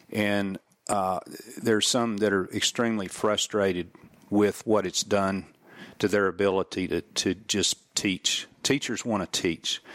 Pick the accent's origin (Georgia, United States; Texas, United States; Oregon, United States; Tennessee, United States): Texas, United States; as a Texan